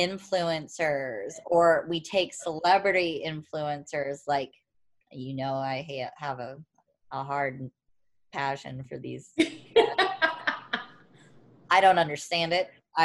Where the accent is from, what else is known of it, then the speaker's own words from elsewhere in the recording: Warrenton, Missouri, United States; now in La Jolla, United States; I'm not from St. Louis. I'm from Warren. Originally